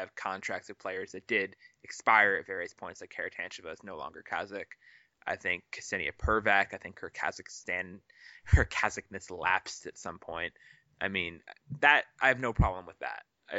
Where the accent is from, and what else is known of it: United States